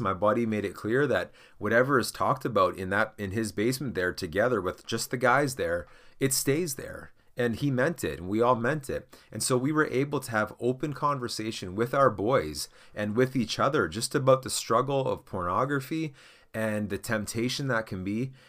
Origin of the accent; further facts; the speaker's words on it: Canada; I'm Canadian